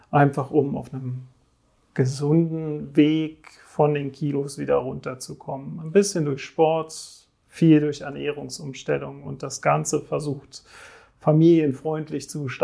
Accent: Switzerland; ich komme aus der Schweiz, bin normalerweise, äh

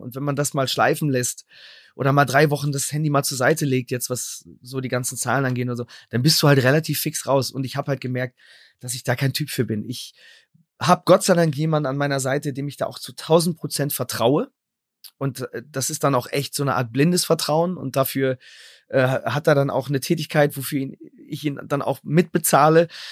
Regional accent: Sendenhorst, North Rhine-Westphalia, Germany; in meiner Stadt Sendnos, wo ich herkomme

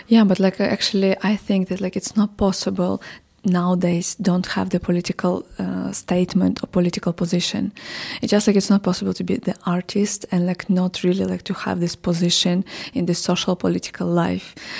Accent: Odesa, Odesa Oblast, Ukraine; English is a second language; moved away as an adult; now in Kyiv, Ukraine; I'm from Odessa originally.

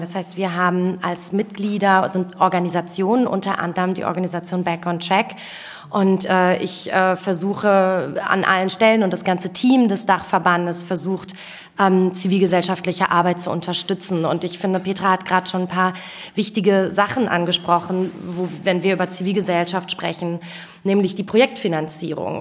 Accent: Wuppertal, North Rhine-Westphalia, Germany; moved away as an adult; now in Berlin, Germany; Ich bin in Wuppertal geboren

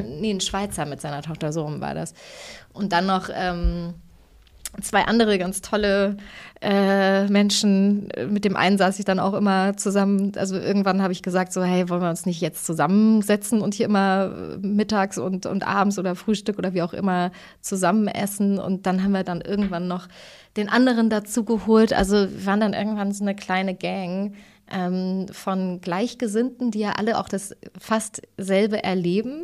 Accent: Thuringia, Germany; ich bin ja aus Thüringen

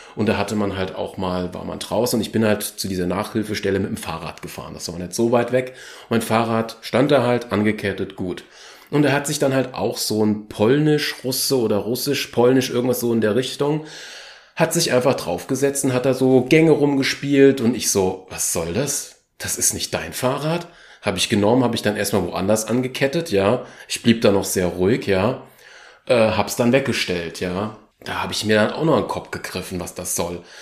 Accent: Germany; ich bin Deutscher, also wenn man es genau nimmt, ich bin Achtel Tscheche, aber hauptsächlich ist meine Familienader eher deutsch geprägt.

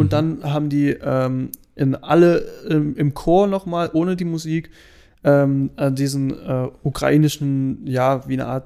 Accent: Germany; Und wir so, na, wir sind Deutsche.

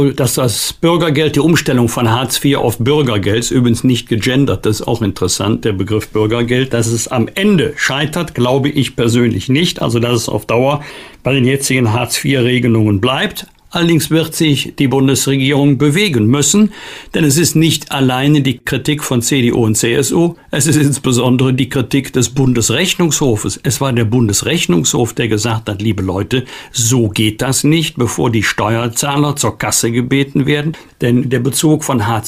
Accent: Germany; wir als Deutsche und Europäer

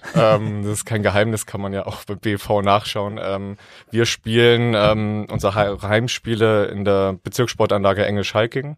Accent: Thuringia, Germany; moved away; Ich komme ursprünglich aus Thüringen

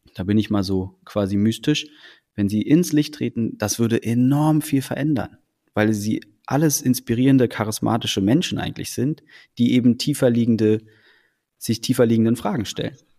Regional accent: Berlin, Germany; also born or lived in Copenhagen, Denmark; in Deutschland, in Berlin groß geworden zu sein

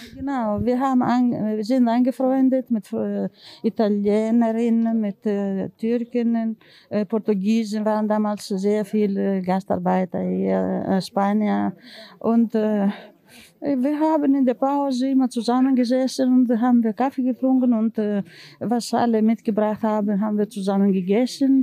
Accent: Greece; German is a second language; moved away as an adult; now in Germany; Ich komme aus Griechenland und ich bin in Deutschland seit 1966

